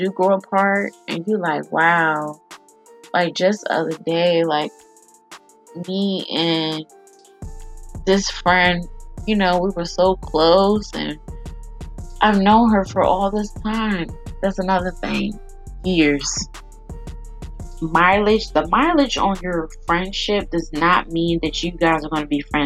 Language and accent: English; Chesapeake, Virginia, United States; I'm from Chesapeake